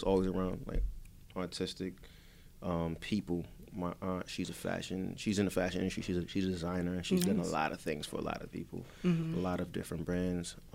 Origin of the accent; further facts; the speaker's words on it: Hartford, Connecticut, United States; also born or lived in Bloomfield / Windsor; I grew up between Hartford, Bloomfield, and Windsor, but I just say Hartford